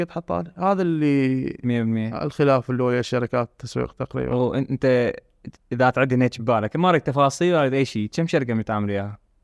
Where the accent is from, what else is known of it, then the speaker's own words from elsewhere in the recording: Basra, Basra Governorate, Iraq; اعتقد واحده من الاشياء اللي اللي تميز بصرتنا انه مثلا يسوي علاقات كلش هواي